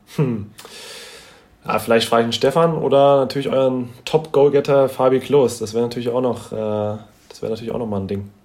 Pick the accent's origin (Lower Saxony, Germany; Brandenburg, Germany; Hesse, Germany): Hesse, Germany; wir sind beide, beide in Hessen geboren